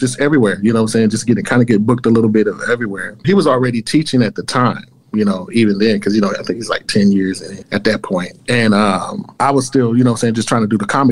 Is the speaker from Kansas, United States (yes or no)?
yes; Kansas, United States; moved away; I grew up in Kansas